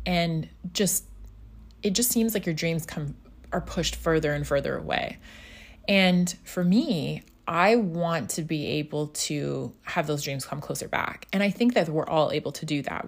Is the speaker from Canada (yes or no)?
no; Scotland, United Kingdom; moved away; also born or lived in North America; back home where I grew up in Scotland.